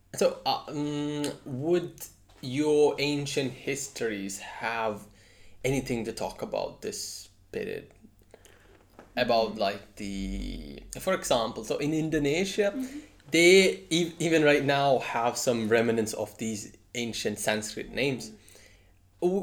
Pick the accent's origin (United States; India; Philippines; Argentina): India; I'm Indian